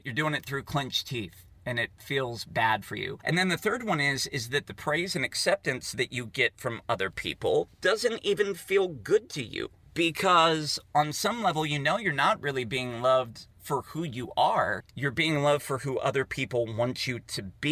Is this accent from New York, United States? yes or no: no; Poolesville, Maryland, United States; in Poolesville, Maryland, where I grew up